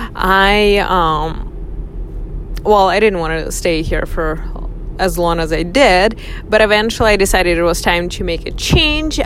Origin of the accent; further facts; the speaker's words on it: Russia; moved away as an adult; also born or lived in northern Michigan, United States; now in United States; I was born and raised in Russia